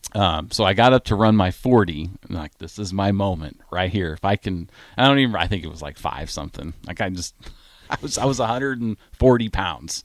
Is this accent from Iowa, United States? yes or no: yes; Des Moines, Iowa, United States; also born or lived in Grand Island, Nebraska / Waukee, Iowa; I was born in Grand Island, but I, I grew up in, in the Des Moines, Iowa area.